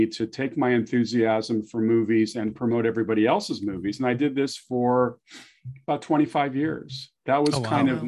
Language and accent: English; Southern California, United States; born or raised there